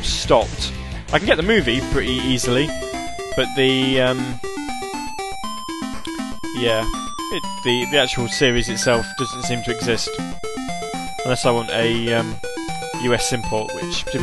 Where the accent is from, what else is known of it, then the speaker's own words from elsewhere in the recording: United Kingdom; being British